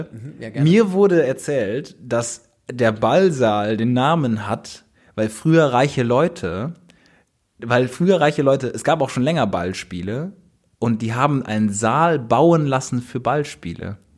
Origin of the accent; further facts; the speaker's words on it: Bonn, North Rhine-Westphalia, Germany; moved away as an adult; now in Cologne, Germany; also wir kommen ja aus Bonn